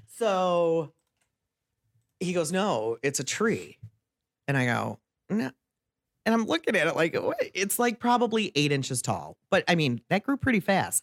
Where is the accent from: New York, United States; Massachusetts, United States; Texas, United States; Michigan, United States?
Michigan, United States; Waterford; I grew up over in Waterford on the east side of the state